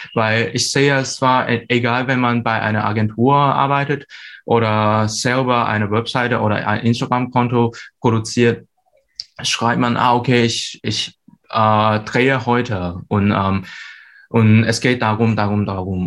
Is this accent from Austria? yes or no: no; Hong Kong; German is a second language; moved away as an adult; now in Hamburg, Germany; ich bin ursprünglich aus Hongkong